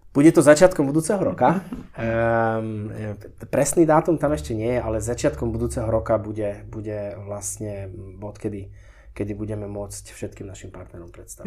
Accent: Slovakia; born or raised there; moved away as an adult; also born or lived in Switzerland

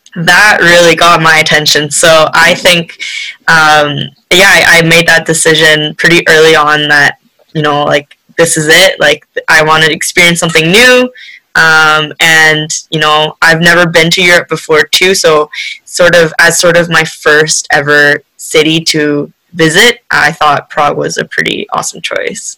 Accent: Canada; also born or lived in Korea; I was born in Korea um, but I moved to Canada when I was five.

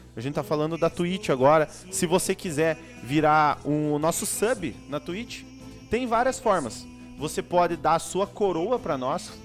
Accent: União da Vitória, Paraná, Brazil; a gente é aqui da região, né, do União da Vitória, Porto União ali

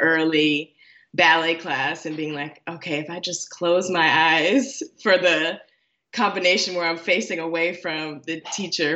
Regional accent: Chicago, Illinois, United States; now in Washington, D.C., United States; I was born and raised in Chicago and the surrounding suburbs.

